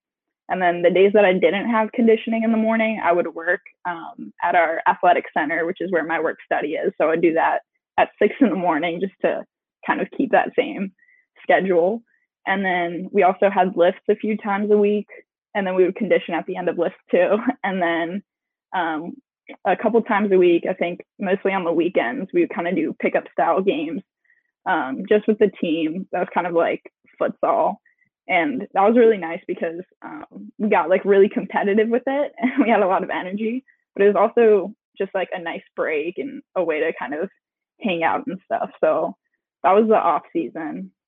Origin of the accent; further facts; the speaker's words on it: St. Paul, Minnesota, United States; born there; And I was actually born in Minnesota. I was born here in St. Paul.